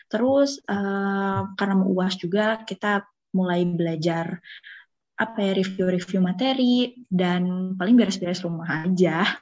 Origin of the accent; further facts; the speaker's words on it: Bandung, West Java, Indonesia; Halo semuanya … aku dari Ilmu Ekonomi Islam 2021, asal dari Bandung dan merupakan staf humas SNF.